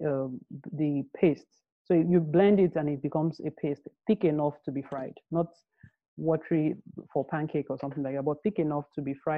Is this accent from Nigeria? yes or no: yes; Nigeria; I grew up in Nigeria